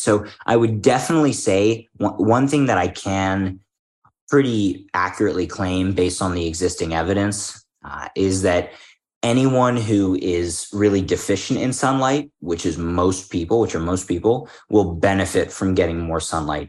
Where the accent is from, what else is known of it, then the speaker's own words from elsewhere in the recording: Philadelphia, Pennsylvania, United States; moved away; I'm from Philadelphia originally